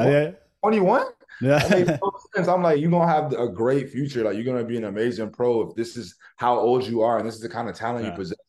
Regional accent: Woodbridge, Ontario, Canada; also born or lived in Poland; I'm from Woodbridge

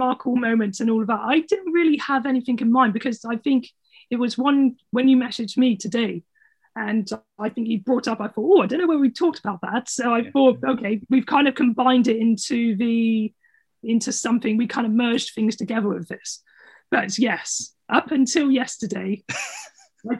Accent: Somerset, South West England, United Kingdom; my family are from Somerset. So we're from the Southwest

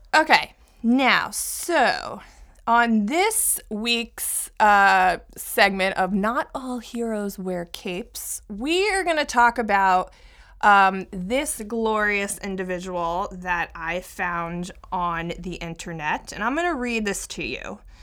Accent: Philadelphia, Pennsylvania, United States; also born or lived in New York; now in New Jersey, United States; I grew up in Philadelphia

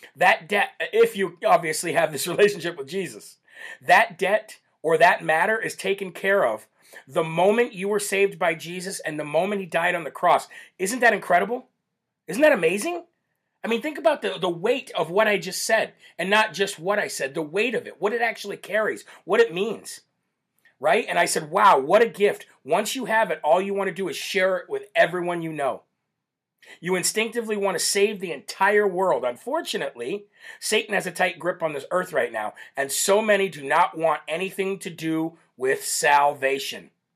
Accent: Illinois, United States; from Champaign, Illinois, my home state

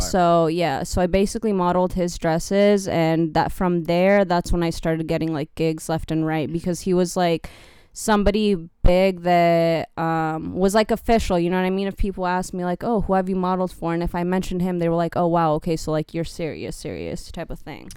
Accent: California, United States; moved away; I grew up in California

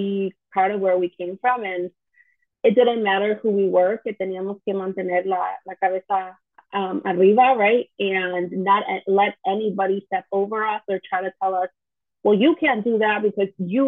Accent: Chicago, Illinois, United States; we grew up in the Chicagoland area. And so this is where we were like born and raised, and to this day I'm still here

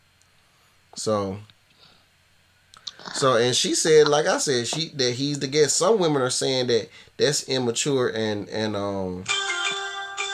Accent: the South, United States; me being Southern, and that's what I was always taught

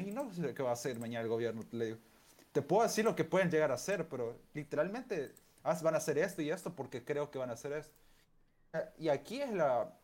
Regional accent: El Salvador; also born or lived in Argentina; yo soy de El Salvador

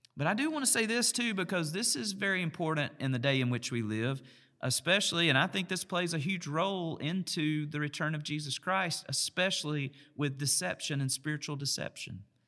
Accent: United States; I'm an American

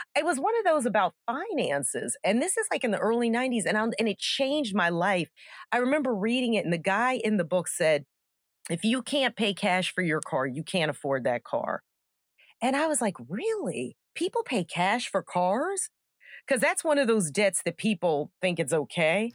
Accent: Gaithersburg, Maryland, United States; moved away as an adult; I grew up in Gaithersburg, Maryland

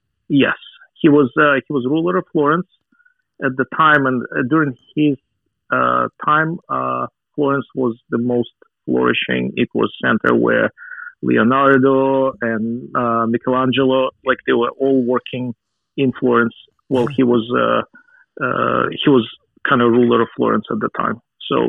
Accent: Russia; As you can imagine, growing up in Soviet Union is... I had a very strong inoculation against any kind of religion at the time.

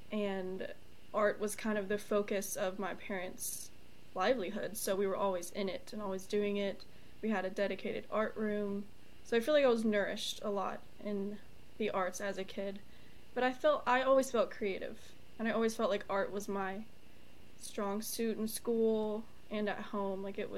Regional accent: Charlotte, North Carolina, United States; Charlotte, North Carolina.

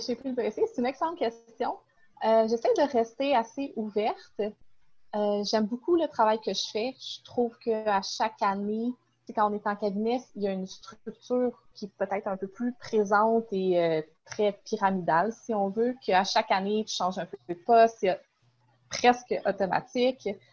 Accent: Sherbrooke region, Quebec, Canada; je viens de la région de Sherbrooke

